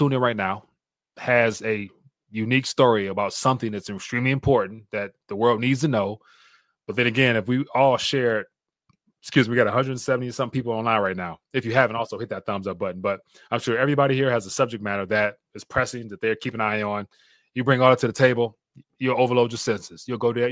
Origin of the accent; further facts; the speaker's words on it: United States; as an American citizen